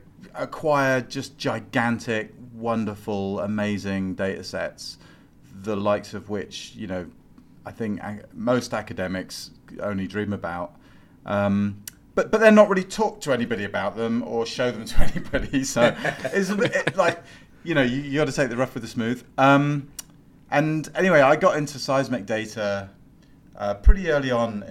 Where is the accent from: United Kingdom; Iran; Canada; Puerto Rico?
United Kingdom; accent: British; moved away as an adult; I'm also a Brit. Or I was.